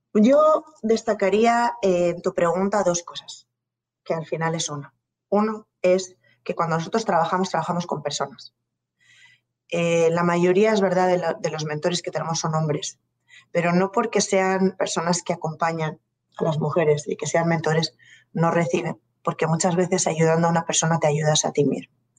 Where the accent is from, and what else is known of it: Spain; moved away as an adult; also born or lived in Colombia